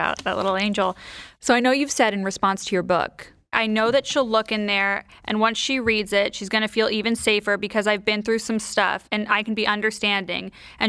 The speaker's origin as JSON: {"language": "English", "region": "California", "country": "United States", "tie": "born or raised there", "said": "I grew up in California."}